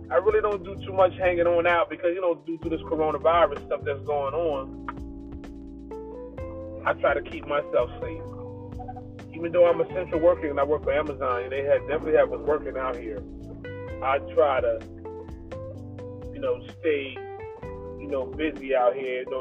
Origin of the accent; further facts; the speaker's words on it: Trenton, New Jersey, United States; I'm from Trenton, New Jersey.